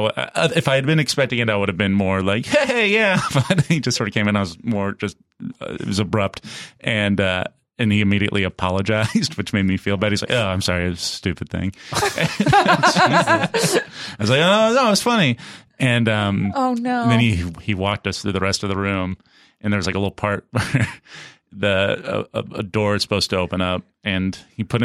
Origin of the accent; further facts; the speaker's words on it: Kansas City, United States; I'm from Kansas City